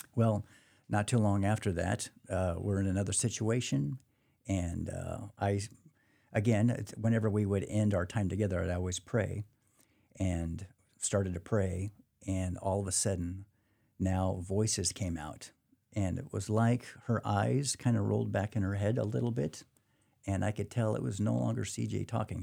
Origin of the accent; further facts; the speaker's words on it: Portland, Oregon, United States; born and raised in Portland, Oregon, so I lived up there all my life